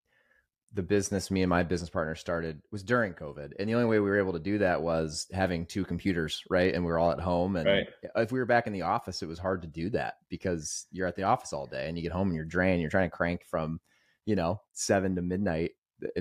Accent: Greenwood, Indiana, United States; also born or lived in Carmel, Indiana; I grew up, I moved there in eighth grade, but I lived there through high school and then college. I went to Purdue, but I grew up in Greenwood.

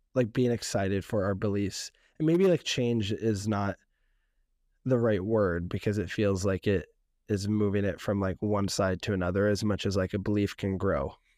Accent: San Francisco, California, United States; also born or lived in West Oakland; growing up in San Francisco

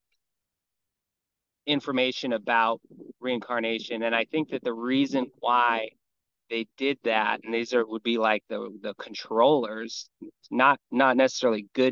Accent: Hawaii, United States; I grew up here in Hawaii

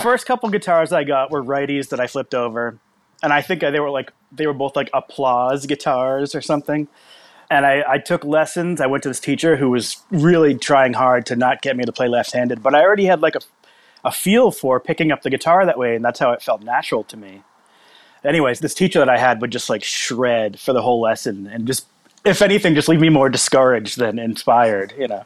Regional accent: Massachusetts, United States; moved away as an adult; also born or lived in Kansas City; from Massachusetts, and I lived there until I was probably 20, and then I moved to Kansas City

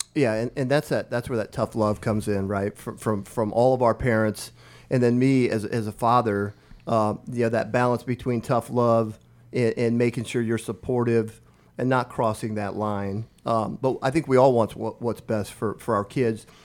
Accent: Omaha Indian Reservation, northeast Nebraska, United States; moved away as an adult; now in Lincoln, United States; So I grew up on the Omaha Indian Reservation in northeast Nebraska, a village of 90 people

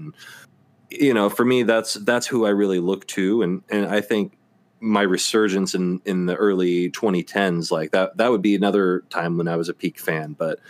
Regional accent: Memphis, Tennessee, United States; I'm from Memphis, JR. Woohoo!

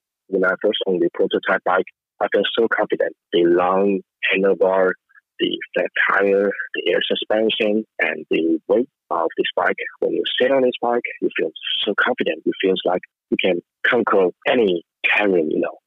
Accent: China; I'm from China

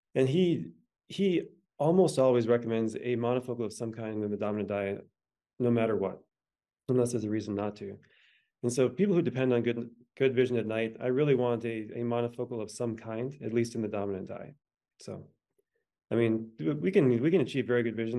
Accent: the Dakotas, United States; I was born in the Dakotas

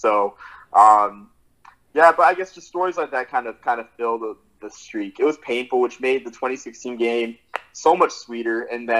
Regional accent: Massachusetts, United States; I grew up in Massachusetts. I was a Big East kid.

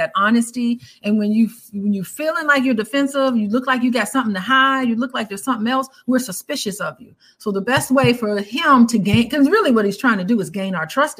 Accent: Illinois, United States; I was from Illinois

